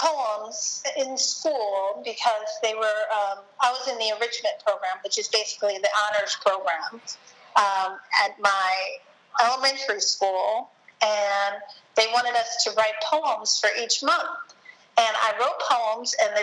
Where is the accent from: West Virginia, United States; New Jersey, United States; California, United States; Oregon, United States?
New Jersey, United States; Hillside; I grew up in New Jersey, Hillside, New Jersey